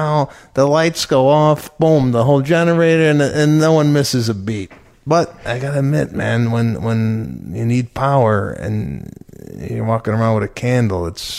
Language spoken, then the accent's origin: English; Chicago, Illinois, United States; Growing up in Chicago